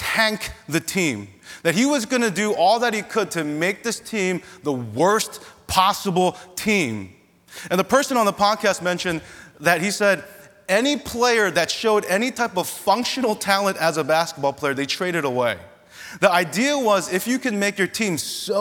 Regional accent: Philadelphia, Pennsylvania, United States; I'm from Philly

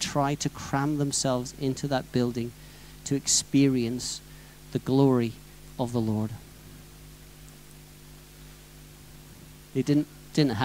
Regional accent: near the site of the Welsh Revival, Wales, United Kingdom; something that happened reasonably close to my hometown. The Welsh Revival, 1904

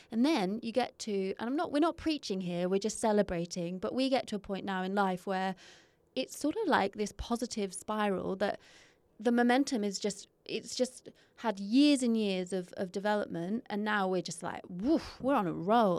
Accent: England, United Kingdom; being English

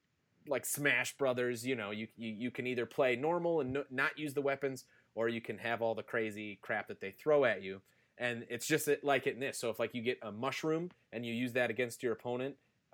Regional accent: Wisconsin, United States; even though we're not actually living in the same state now, but we are both from Wisconsin.

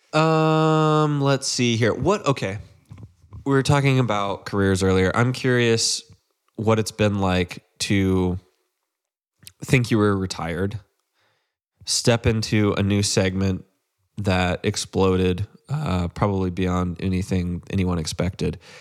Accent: Central Texas, United States; I grew up in Central Texas

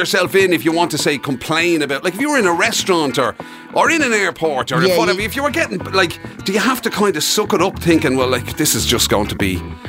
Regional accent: Ireland; there are certain things that we're just not great at as Irish people. We're a proud nation.

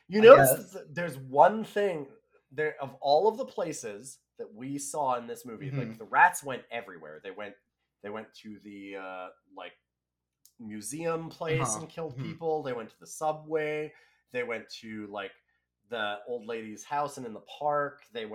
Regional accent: Canada; It would be very fun to watch as a Canadian.

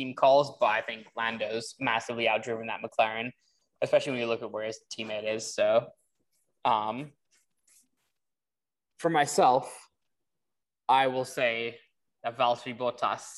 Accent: United Kingdom; I'm British

